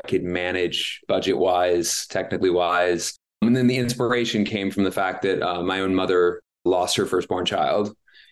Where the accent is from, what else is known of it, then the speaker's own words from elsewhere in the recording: New Orleans, Louisiana, United States; now in Los Angeles, United States; I'm based in Los Angeles and I'm from New Orleans